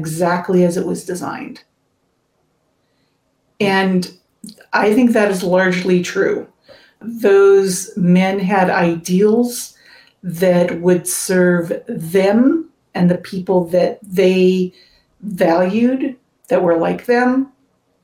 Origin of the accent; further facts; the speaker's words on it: West Coast, United States; also born or lived in Massachusetts; I've lived my entire life on the West Coast, even though I was born in Massachusetts.